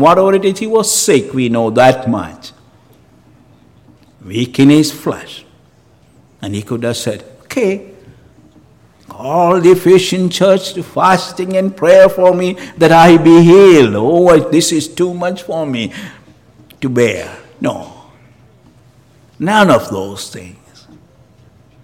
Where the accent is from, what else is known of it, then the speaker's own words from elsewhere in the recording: Canada; as a Canadian